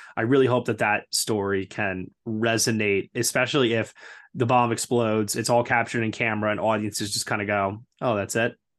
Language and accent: English; New York, United States; as a New Yorker